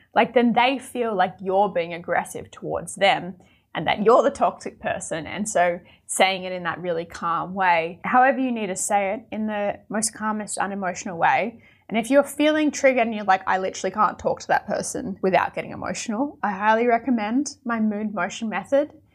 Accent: Australia; I'm from Australia

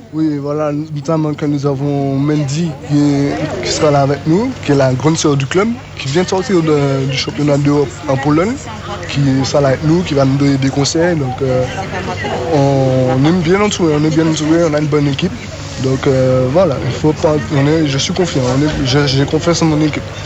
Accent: Martinique; chez nous en Martinique

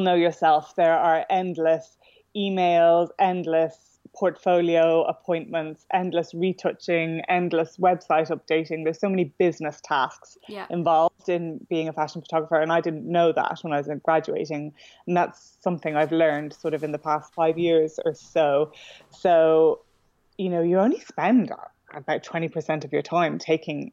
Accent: Dublin, Leinster, Ireland; moved away as an adult; now in London, United Kingdom; I'm from Dublin originally, and I moved to London 10 years ago

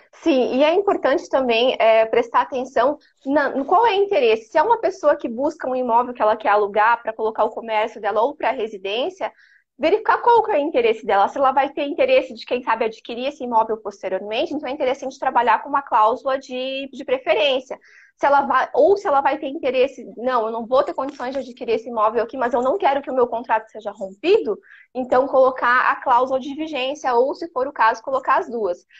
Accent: Criciúma, Santa Catarina, Brazil; eu sou de Criciúma

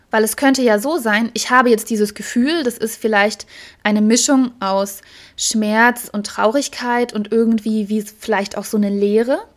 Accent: Heidelberg, Baden-Württemberg, Germany; Ich weiß noch, da bin ich hier spazieren gegangen, das war in Heidelberg, meine Heimatstadt.

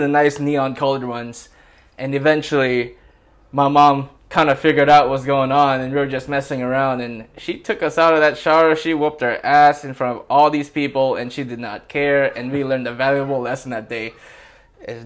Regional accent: San Francisco, California, United States; I grew up in Ingleside

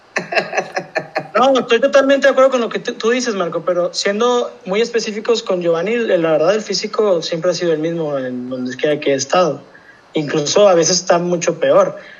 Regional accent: Mexico; uno como mexicano quiere eso

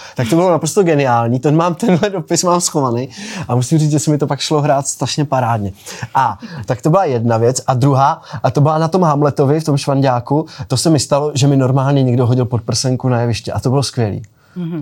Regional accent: Bohumín, Moravian-Silesian Region, Czechia; also born or lived in Skřečoň; vyrůstal jsem v Bohumíně, vlastně v paneláku, pak jsme se přestěhovali na rodinný domek, takže jsem vlastně vyrůstal na vesnici ve Skřečoni

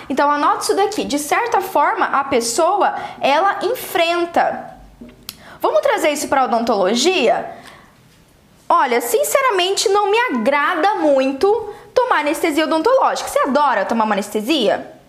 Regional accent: Brazil

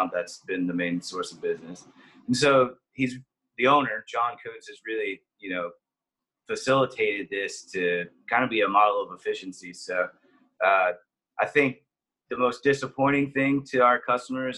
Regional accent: Brady, Texas, United States; I grew up in a small town called Brady, Texas, right up the road.

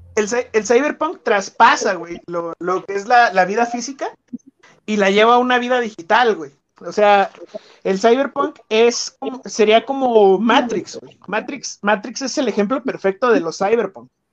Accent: Guadalajara, Jalisco, Mexico; soy tapatío de segunda generación

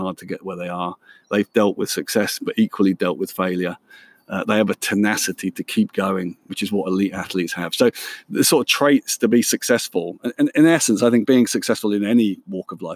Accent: Luton, East of England, United Kingdom; I'm born and brought up in Luton

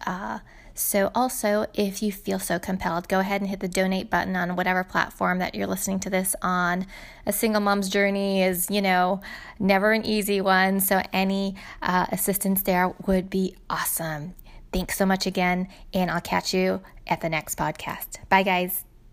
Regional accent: California, United States; now in Arizona, United States; I grew up in California, so, and we live in Arizona

